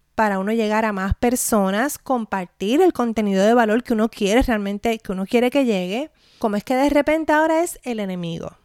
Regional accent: Puerto Rico; mi experiencia como puertorriqueña

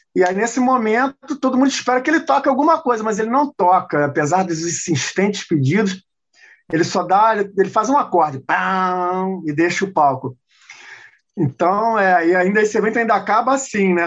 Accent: Brazil; nós brasileiros

